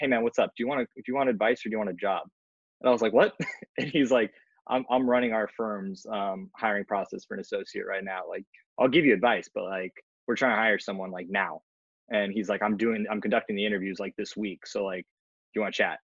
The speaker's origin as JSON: {"language": "English", "region": "California", "country": "United States", "tie": "born or raised there", "also_born_or_lived": "West Coast", "moved": "yes", "lives_now": "New York, United States", "said": "I was born in California and assume I might go back out there eventually"}